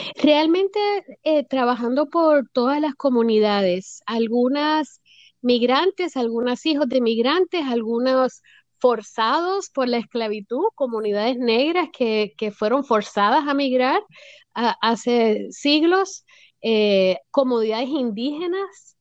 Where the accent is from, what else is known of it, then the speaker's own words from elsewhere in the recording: Puerto Rico; also born or lived in United States / Washington area; now in Florida, United States; yo me crié en Puerto Rico, eh, nací en los Estados Unidos, pero me llevaron a la isla de muy bebé